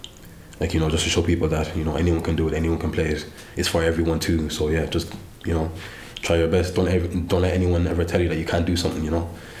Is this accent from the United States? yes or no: no; Ennis, Munster, Ireland; Yeah, I'm a Clare man, yeah. But I grew up in Ennis, so yeah, I'm a Clare man true and true, so yeah.